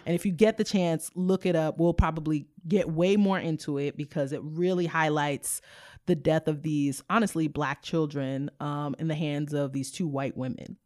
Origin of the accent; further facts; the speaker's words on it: United States; my mom is Haitian, my dad is from Sierra Leone. I was born in the United States